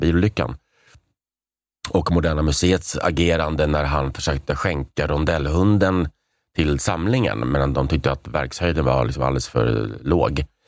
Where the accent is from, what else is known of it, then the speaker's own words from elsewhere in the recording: Prague, Czechia; now in Sweden; jag är från Prag